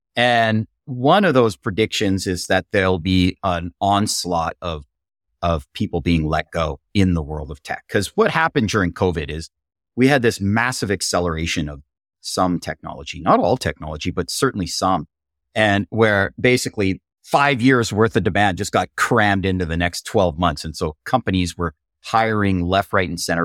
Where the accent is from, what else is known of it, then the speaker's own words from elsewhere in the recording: Canada; I'm hailing from Canada